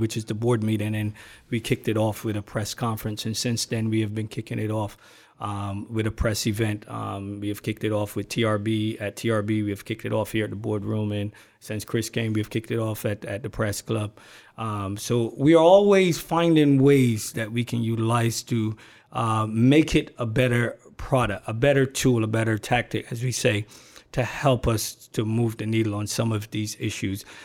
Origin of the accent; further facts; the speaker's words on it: Barbados; also born or lived in Brooklyn, New York / California / Washington, D.C.; now in United States; I was born and raised in Barbados. I migrated to this country